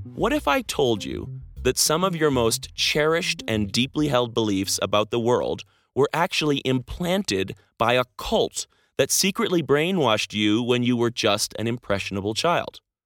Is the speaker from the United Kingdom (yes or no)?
no; Canada; moved away as an adult; Being Canadian